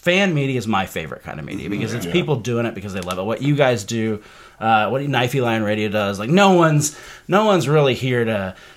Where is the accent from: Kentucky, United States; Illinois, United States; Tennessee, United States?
Illinois, United States; Decatur; moved away as an adult; also born or lived in Dayton, Ohio / Greenville, South Carolina; I moved right after high school from Decatur, Illinois, which is a crappy town no one ever wants to live